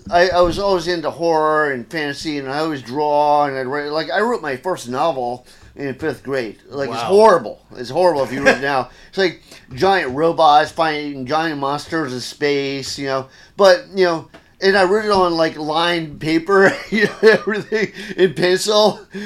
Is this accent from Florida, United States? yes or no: yes; Gainesville, Florida, United States; This, well, everywhere, because my dad's Army. Oh, so okay. Most of this happened in Gainesville, Florida.